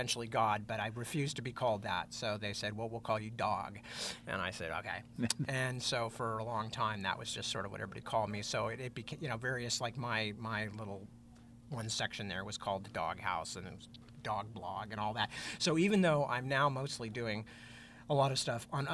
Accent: Northern California, United States; also born or lived in London; I'm pretty quintessentially Northern Californian in a lot of ways

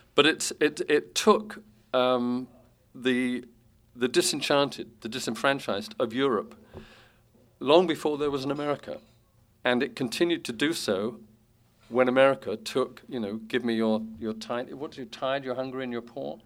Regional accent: London, United Kingdom; moved away as an adult; now in United States; the London of my youth

